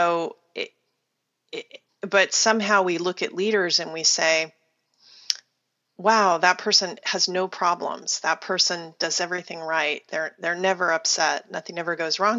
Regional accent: Wichita, Kansas, United States; moved away; I was born in Wichita, Kansas, which is about the most Midwestern town in the Midwest you can possibly be from.

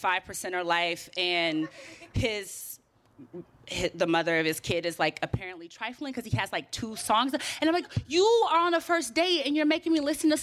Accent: Oakland, California, United States; now in New York, United States; I'm from Oakland.

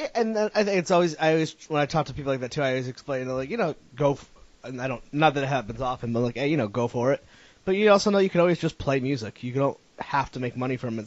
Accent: Connecticut, United States; moved away as an adult; now in Rhode Island, United States; I'm from Connecticut

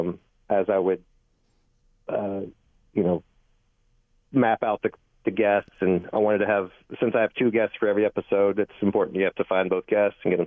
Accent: Arkansas, United States; now in New York, United States; I'm from Arkansas

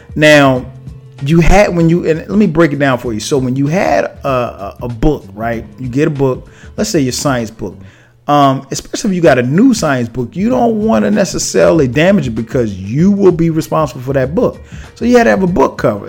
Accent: Florence, South Carolina, United States; my hometown, Florence, South Carolina

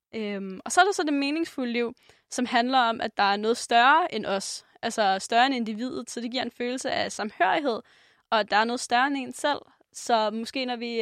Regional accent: Denmark; som dansker

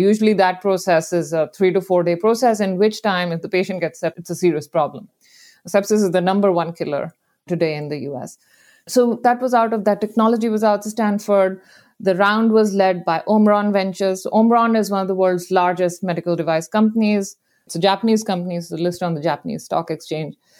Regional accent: India; moved away as an adult; now in San Francisco, United States; I grew up in India

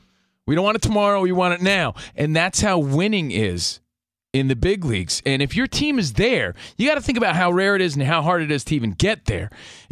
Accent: East Coast, United States; now in Los Angeles, United States; we're from the East Coast out here in L.A.

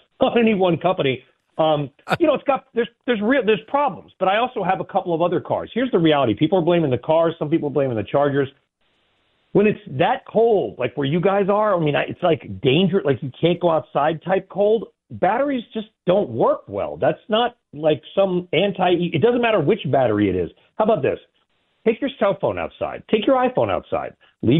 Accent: California, United States; I grew up in California

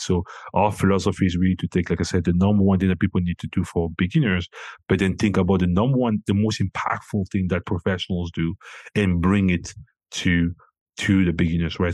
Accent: Cameroon; moved away; I'm originally from Cameroon

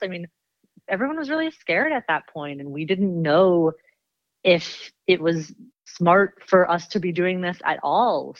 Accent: Washington, District of Columbia, United States; now in Los Angeles, United States; I live in L A, and I'm originally from Washington, D C.

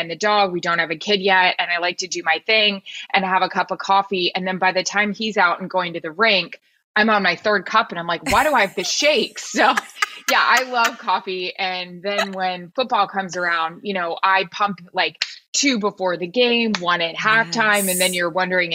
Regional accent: Florida, United States; Like I am from Florida

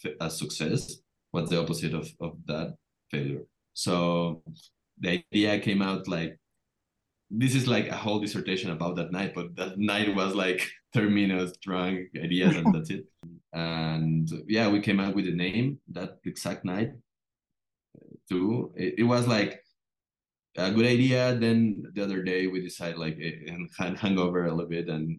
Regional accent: Mexico; we are from Latin American country

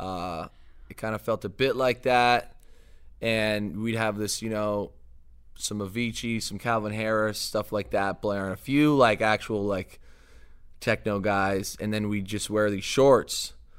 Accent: LaSalle, Ontario, Canada; moved away as an adult; also born or lived in Seattle; now in Detroit, United States; that's my hometown

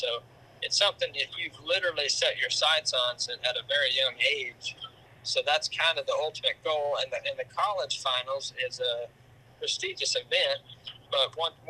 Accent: Throckmorton, Texas, United States; Throckmorton, Texas.

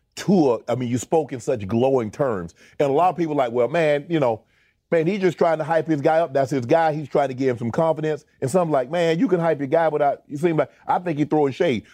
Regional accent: Georgia, United States; I'm from Georgia

